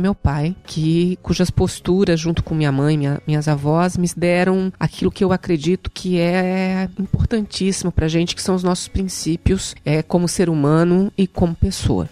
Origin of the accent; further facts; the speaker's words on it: Santo Amaro da Imperatriz, Santa Catarina, Brazil; also born or lived in Florianópolis; eu nasci em Florianópolis, na Carmela Dutra, que é uma, uma maternidade aqui, mas nós não somos daqui. Né? Minha mãe veio para cá porque o meu parto realmente foi bastante complicado. Eu sou de Santo Amaro da Imperatriz, da Varginha